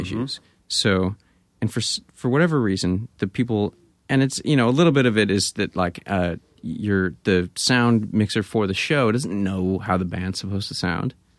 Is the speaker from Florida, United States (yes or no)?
no; Grass Valley, California, United States; moved away; also born or lived in Bay Area; I grew up in Grass Valley.